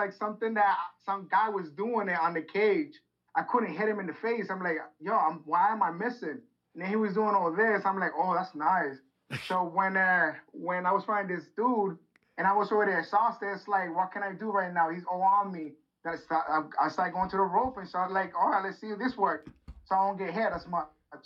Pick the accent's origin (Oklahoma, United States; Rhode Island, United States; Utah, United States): Rhode Island, United States; born or raised there